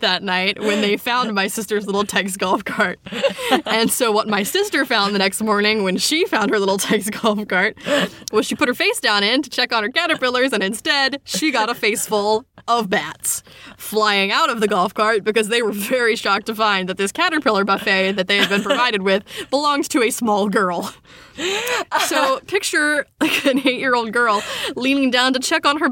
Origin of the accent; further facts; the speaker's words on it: West Virginia, United States; growing up in West Virginia